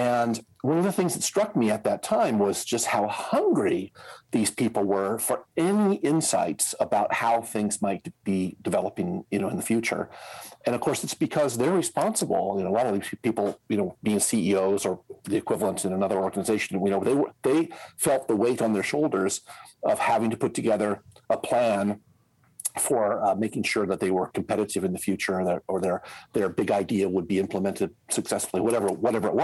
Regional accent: Indiana, United States; accent: American; moved away as an adult; now in Switzerland; I'm an American, as you can probably hear from my accent. I grew up in Indiana

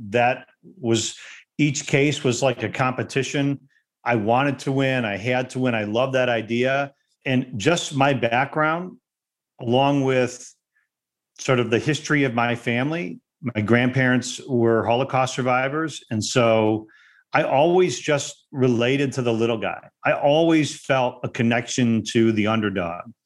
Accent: Detroit, Michigan, United States; also born or lived in West Bloomfield, Michigan; I actually grew up in Detroit. I didn't grow up in a suburb of Detroit. I actually grew up in the city of Detroit

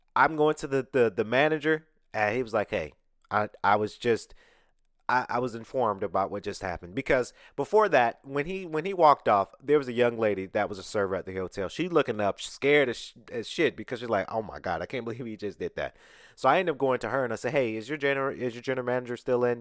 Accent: Atlanta, Georgia, United States; I'm from Atlanta.

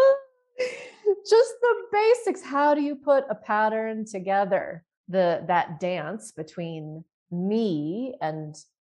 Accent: Utah, United States; So I did most of my growing up in Utah

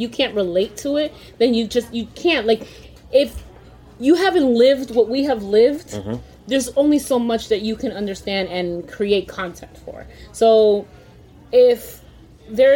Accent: New Jersey, United States; also born or lived in Washington Heights, New York; I grew up in Jersey

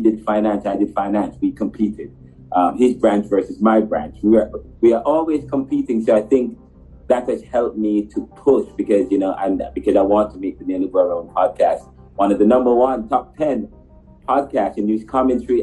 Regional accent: Jamaica; I'm from Jamaica

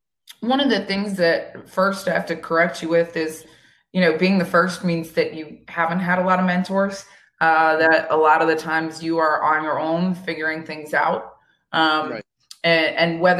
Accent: Vero Beach, Florida, United States; moved away as an adult; also born or lived in Boston; I'm from Vero Beach, Florida.

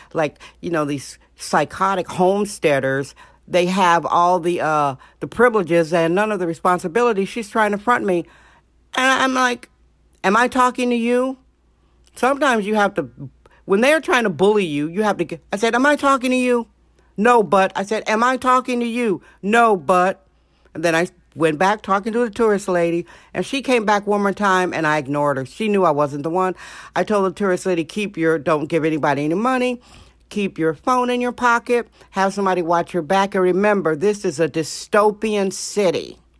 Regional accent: Wisconsin, United States; now in San Francisco, United States; Reminded me of my Wisconsin childhood. Yes, I'm from Wisconsin.

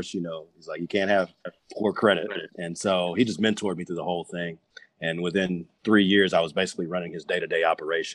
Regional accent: Dallas, Texas, United States; I'm a Dallas kid, born and raised here in Dallas, in Oak Cliff to be specific

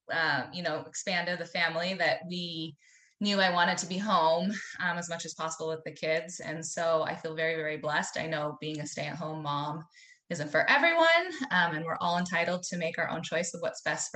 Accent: Southwest Montana, United States; born and raised in Southwest Montana, fourth generation on a registered Hereford operation there

